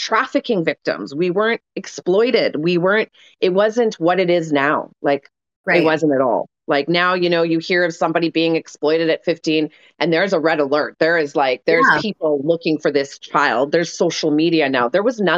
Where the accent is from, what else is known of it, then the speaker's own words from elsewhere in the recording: Winnipeg, Manitoba, Canada; I came from Windsor Park. I came from a fucking suburb of Winnipeg.